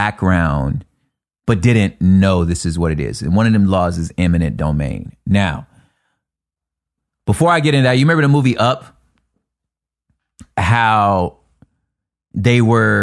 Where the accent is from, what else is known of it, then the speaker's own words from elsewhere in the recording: California, United States; I'm a Californian